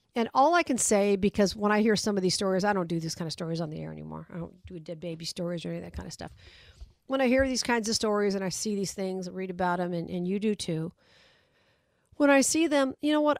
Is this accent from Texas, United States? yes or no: no; Las Vegas, Nevada, United States; my hometown